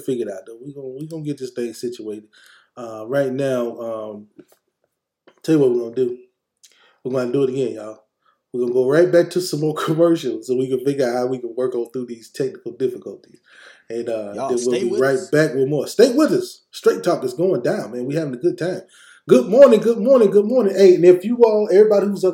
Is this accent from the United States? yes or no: yes; Mississippi, United States; Tylertown, Mississippi. Down south. My home state.